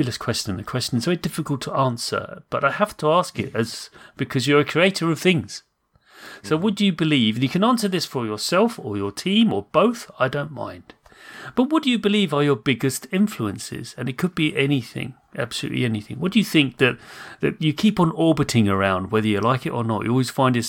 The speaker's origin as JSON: {"language": "English", "country": "United Kingdom", "said": "I'm British"}